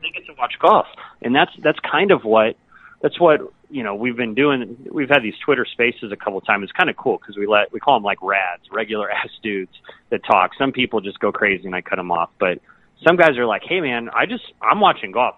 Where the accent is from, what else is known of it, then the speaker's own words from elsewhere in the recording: San Diego, California, United States; I'm from San Diego